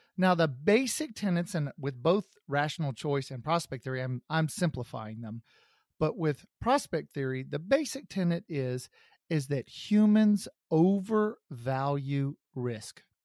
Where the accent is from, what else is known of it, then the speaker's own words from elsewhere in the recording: Kansas City, United States; my hometown of Kansas City